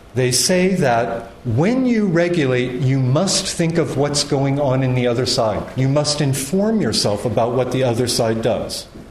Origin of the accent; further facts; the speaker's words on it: United States; I'm an American citizen